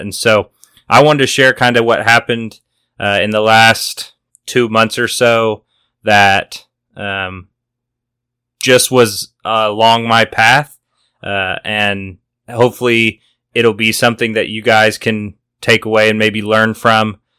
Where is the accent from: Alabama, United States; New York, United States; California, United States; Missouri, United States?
Missouri, United States; moved away as an adult; now in Oklahoma City, United States; I had been back home in Missouri